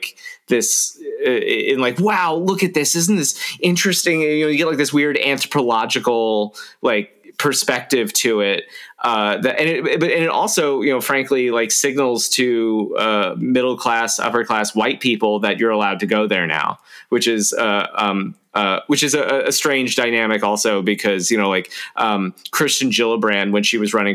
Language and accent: English; South Florida, United States; now in Troy, New York, United States; I grew up in South Florida